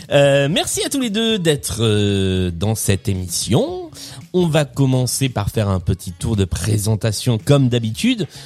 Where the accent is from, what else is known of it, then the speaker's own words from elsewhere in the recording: Lyon, Auvergne-Rhône-Alpes, France; euh, je suis lyonnais, je suis, euh, prof, hein, je sais, je suis bientôt en vacances. Je suis prof de physique chimie euh, sur Lyon